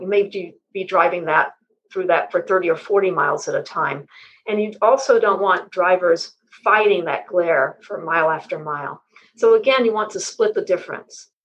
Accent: West Texas, United States; also born or lived in Houston; Well, I was born in West Texas, and that helped me develop a lifelong interest in the sky because in the part of West Texas I was born in, it's very flat

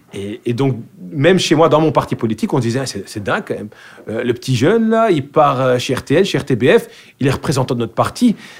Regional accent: Brussels, Brussels-Capital Region, Belgium; accent: bruxellois; first language Dutch; French is a second language; moved away as an adult; now in Vilvoorde, Belgium; je suis né à Bruxelles. J'ai grandi à Bruxelles.

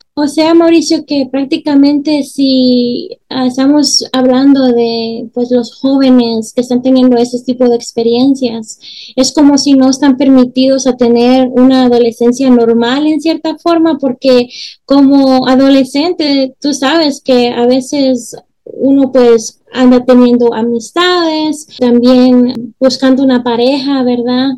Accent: El Salvador; moved away; yo soy del Salvador y aunque no viva allá, dejo mi corazoncito en el pulgarcito

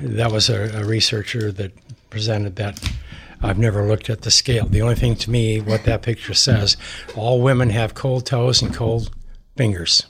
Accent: Montana, United States; I'm a cowboy from Montana.

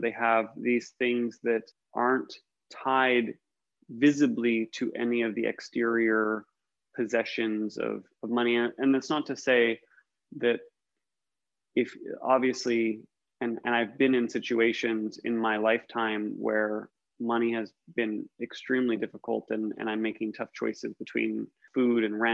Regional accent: United States; as an American, I grew up in the suburbs of America

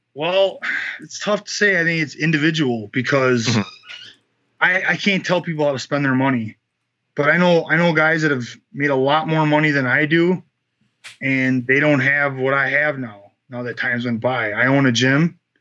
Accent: United States; as an American fighter

